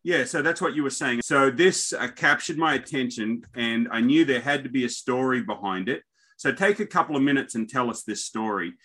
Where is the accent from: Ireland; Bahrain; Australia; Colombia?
Australia; me being an Aussie